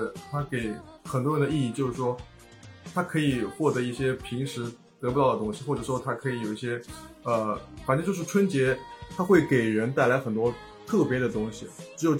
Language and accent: Chinese; Jiangsu, China; moved away as an adult; now in Germany; 我来自江苏，我现在在德国。